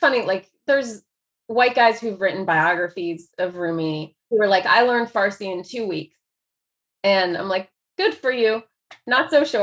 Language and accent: English; Dayton, Ohio, United States; first language Persian; also born or lived in Chicago, Illinois / Iran / Greece / France; I grew up mostly in Dayton, Ohio. I was born in Chicago